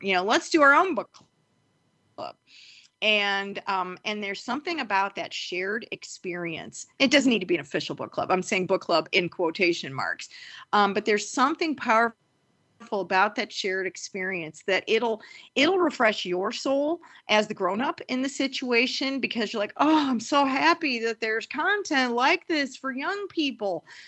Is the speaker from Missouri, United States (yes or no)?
yes; St. Louis, Missouri, United States; I am from Saint Louis